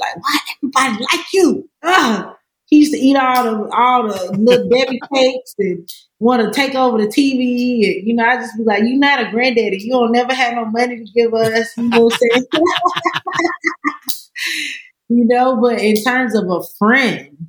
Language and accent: English; Hampstead, North Carolina, United States; also born or lived in Gaffney, South Carolina; Born in Gaffney, South Carolina. Raised pretty much most of my childhood in Hampstead, North Carolina.